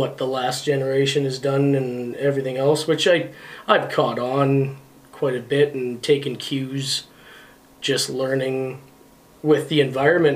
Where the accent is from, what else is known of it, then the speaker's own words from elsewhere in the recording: Thompson, Manitoba, Canada; So, Thompson, Manitoba is where I was born